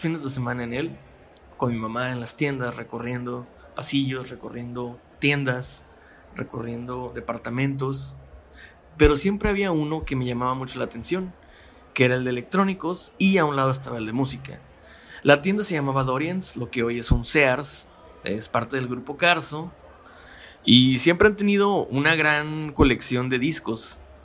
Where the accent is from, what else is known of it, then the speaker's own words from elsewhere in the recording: Mexicali, Baja California, Mexico; Yo soy de Mexicali. Baja California